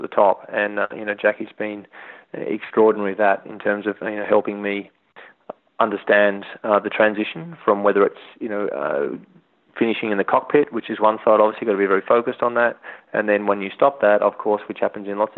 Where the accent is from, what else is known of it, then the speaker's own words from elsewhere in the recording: Australia; moved away as an adult; as an Australian and as someone that loves the outdoors